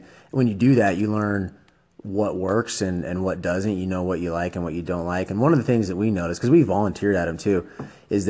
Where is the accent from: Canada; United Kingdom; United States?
United States; Treasure Valley, Idaho; my dad was a varsity coach here in the Treasure Valley, and so my brother and I grew up in the gym together